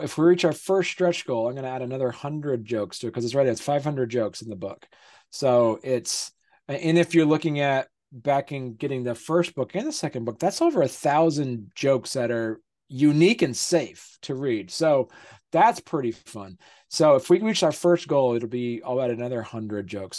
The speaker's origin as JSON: {"language": "English", "region": "Vermont", "country": "United States", "said": "I'm from I'm from Vermont. I live in Vermont."}